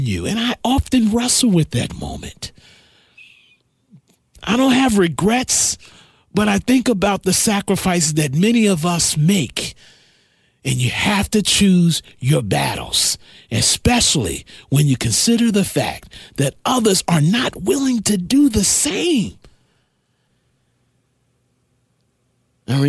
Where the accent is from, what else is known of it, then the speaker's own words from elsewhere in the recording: Asbury Park, New Jersey, United States; I'm from Asbury Park, New Jersey